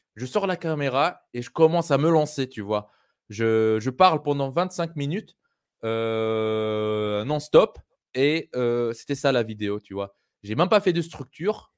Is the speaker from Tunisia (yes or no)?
yes; Tunisia; moved away; also born or lived in France / Europe; le quartier où j'ai grandi en Tunisie